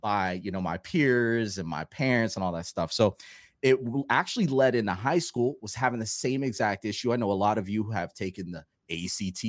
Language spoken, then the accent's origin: English; Florida, United States; I'm originally from Florida, and in Florida, you have multiple standardized tests that you have to take